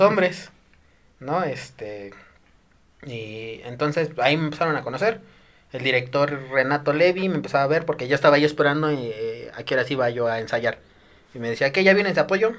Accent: Desierto de los Leones, Mexico City, Mexico; yo quería salir de mi pueblito, ¿no? Ya, el desierto de los leones, puro árbol, puro verde

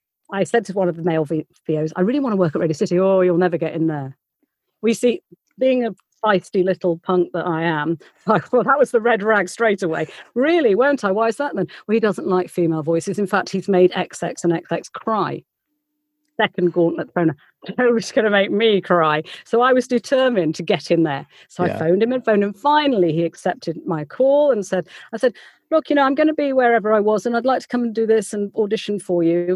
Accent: West Midlands, United Kingdom; I said, no, because I'm from the West Midlands and it's a completely different sound.

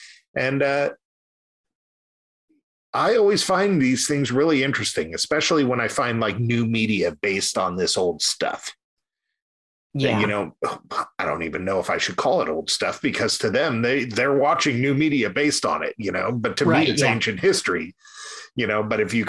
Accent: Reading, South East England, United Kingdom; I remember growing up in Reading, and the general consensus was that like Styles didn't get to Reading until 5 years after they were cool in the city

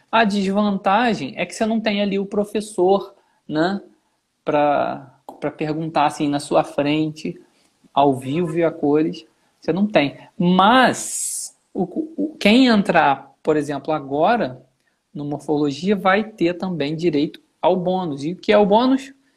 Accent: Nova Friburgo, Rio de Janeiro, Brazil; eu sou de Friburgo e eu fui para o Rio

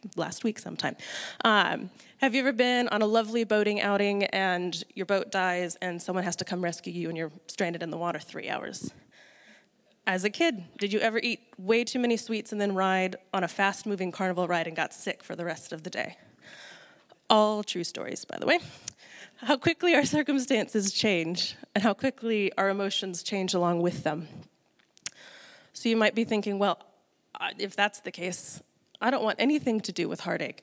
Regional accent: United States; moved away as an adult; now in New Zealand; I'm from the States originally

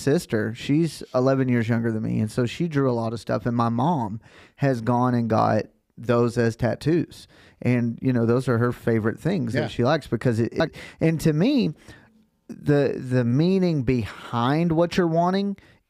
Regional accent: Texas, United States; born and bred in Texas

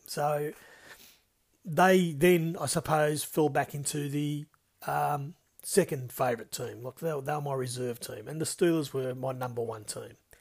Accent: South Coast, New South Wales, Australia; born and bred on the South Coast

